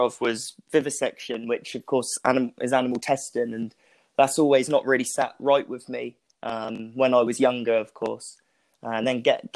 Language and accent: English; Southampton, South East England, United Kingdom; moved away as an adult; also born or lived in Telford; I'm from Southampton initially